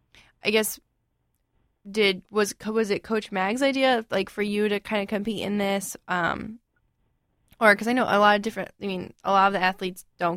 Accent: Florida, United States; I'm actually from Florida

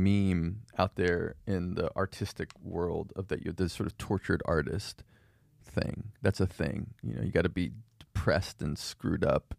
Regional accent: Philadelphia, Pennsylvania, United States; And my dad's sort of secular, like Seinfeld Jewish, you know, that. And so We grew up around Philadelphia.

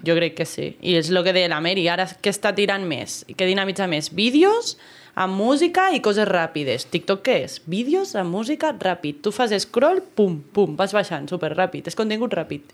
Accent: Andorra; aquí a Andorra, que és un país poble, que ens coneixem tots

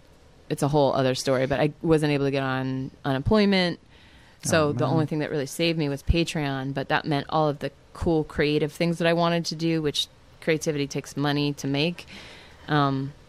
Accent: Tracy, California, United States; also born or lived in Sunnyvale, California / San Jose, California; born in Sunnyvale, San Jose, and then moved to Tracy, California, which I spent a lot of my growing up years in the boonies

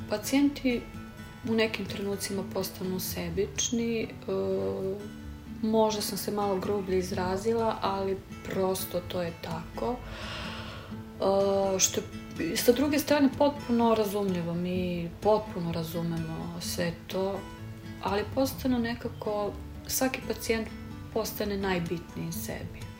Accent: Serbia; Kod nas u Srbiji je to malo drugačije.

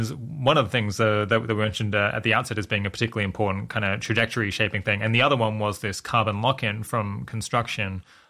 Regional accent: Australia; This is making me think about when I was growing up in Australia and hearing a lot about climate change.

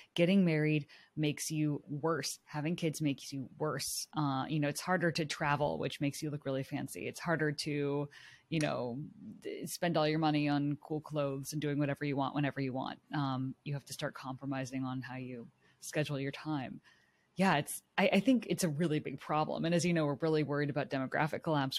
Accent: Silicon Valley, California, United States; I grew up in Silicon Valley in, like, the heart of high-tech, urban culture

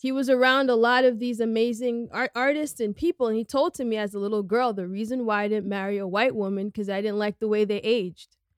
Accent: New York City, New York, United States; I grew up on the Upper West Side

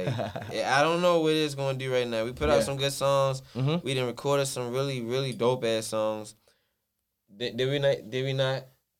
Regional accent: New York, United States; moved away as an adult; also born or lived in Atlanta / California; I grew up in New York

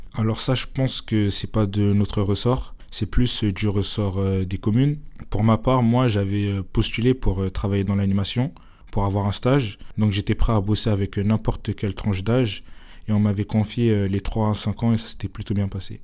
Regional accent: Épinay-sur-Seine, Île-de-France, France; je suis issu de la communauté d'Épinay-sur-Seine. Et donc notre commune a la chance euh, d'avoir euh, un château euh, pas loin

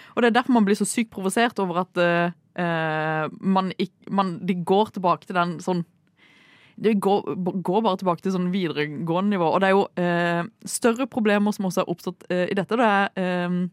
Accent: Kristiansand, Agder, Norway; moved away; Hun er jo fra Sørlandet. Ja. Det, det, er jeg også

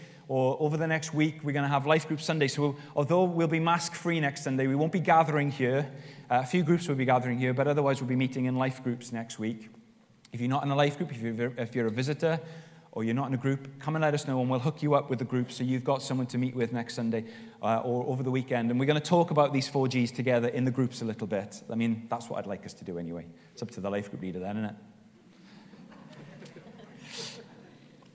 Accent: Wales, United Kingdom; I'm Welsh

